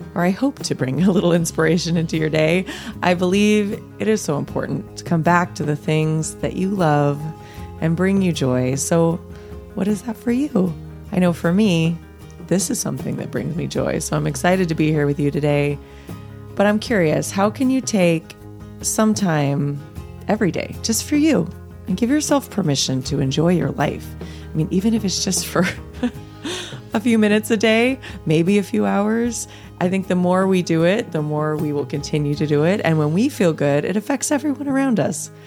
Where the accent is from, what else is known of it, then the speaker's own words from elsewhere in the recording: Los Angeles, California, United States; watching the Lakers with my dad growing up in Los Angeles